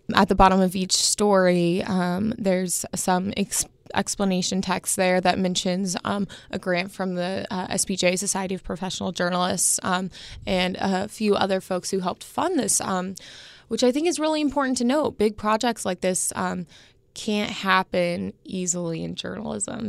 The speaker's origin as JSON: {"language": "English", "town": "Indianapolis", "region": "Indiana", "country": "United States", "tie": "born or raised there", "said": "growing up in Indianapolis, seeing in your hometown paper"}